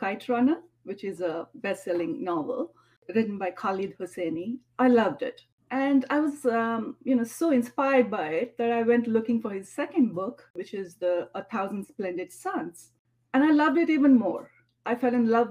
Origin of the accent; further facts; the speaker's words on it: Mangalore, Karnataka, India; moved away as an adult; now in Atlanta, United States; my hometown, Mangalore, India